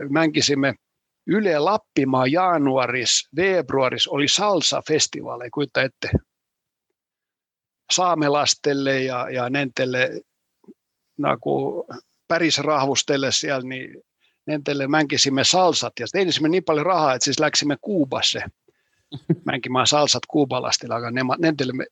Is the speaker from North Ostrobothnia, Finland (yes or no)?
no; Helsinki, Uusimaa, Finland; Mä olen kasvanut Helsingissä, käynyt heas koolissa Helsingissä, aika samassa puolet, ja puolet omaa ajasta elänyt talus ja tehnyt talutööt.